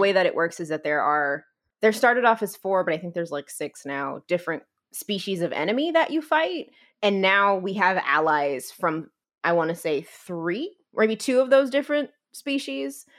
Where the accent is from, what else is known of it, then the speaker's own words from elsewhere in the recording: New Jersey, United States; moved away as an adult; also born or lived in Gainesville; now in Texas, United States; I'm originally from New Jersey. I grew up, I wanna say, like, fifteen minutes outside of Manhattan.